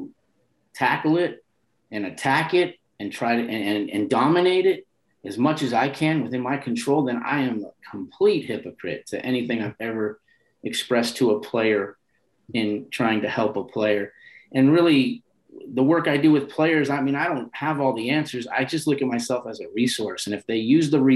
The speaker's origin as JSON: {"language": "English", "town": "San Francisco", "region": "California", "country": "United States", "tie": "born or raised there", "also_born_or_lived": "Nebraska", "said": "But I'm born and raised in North Beach, and I always identify with North Beach"}